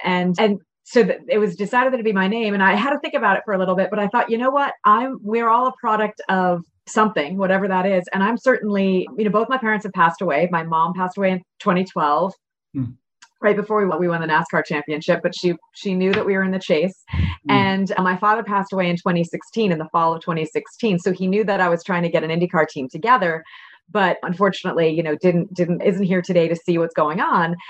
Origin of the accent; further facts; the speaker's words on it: Connecticut, United States; I'm from New England. I grew up in Connecticut